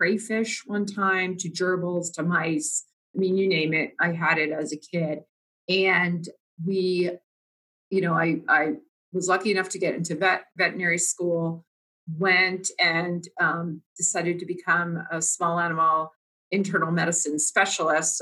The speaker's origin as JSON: {"language": "English", "region": "New Jersey", "country": "United States", "tie": "born or raised there", "said": "I grew up in New Jersey"}